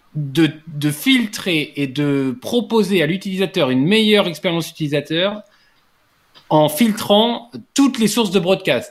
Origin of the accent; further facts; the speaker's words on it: France; je suis français